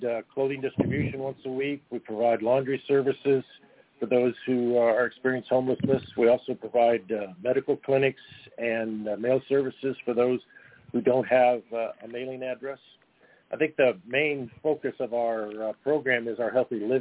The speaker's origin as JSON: {"language": "English", "town": "Los Angeles", "region": "California", "country": "United States", "tie": "born or raised there", "said": "I was born and raised in Venice, California"}